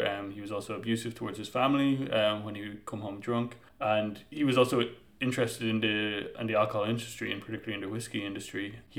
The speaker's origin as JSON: {"language": "English", "country": "Ireland", "moved": "yes", "lives_now": "Berlin, Germany", "said": "I'm from Ireland"}